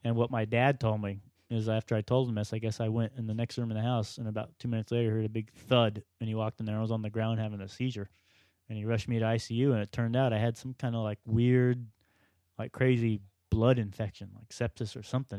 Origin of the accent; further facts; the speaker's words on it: Florida, United States; I was born and raised in Florida